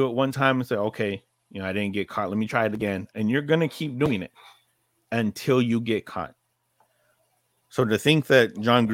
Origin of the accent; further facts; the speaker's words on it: California, United States; I grew up in California